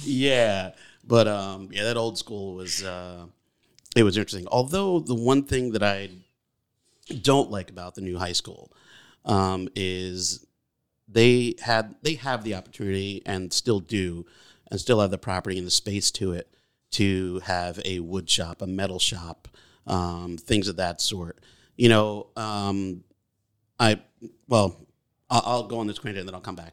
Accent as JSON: {"language": "English", "town": "Beacon", "region": "New York", "country": "United States", "tie": "born or raised there", "also_born_or_lived": "Brooklyn, New York", "said": "I was born in Brooklyn, but raised here in Beacon"}